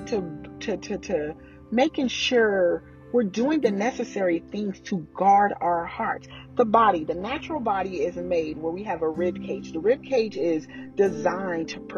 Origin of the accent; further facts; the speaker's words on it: Oklahoma, United States; now in Texas, United States; I'm from Oklahoma. I live in Texas now.